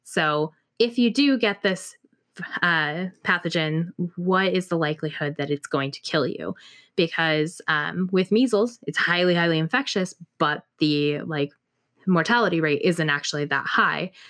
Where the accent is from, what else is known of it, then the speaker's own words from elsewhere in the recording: Pacific Northwest, United States; moved away as an adult; now in Austin, United States; I may be Pacific Northwest born, bred, raised, lived thirty-plus years, but, uh, six months in Texas